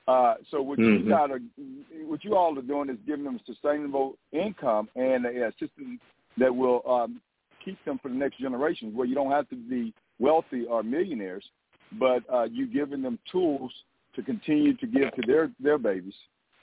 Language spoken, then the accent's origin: English; East Texas, United States; we're from East Texas ourselves, from Magnolia Spring and Sprinkle all the way up to as sugarcane growers and rice farmers.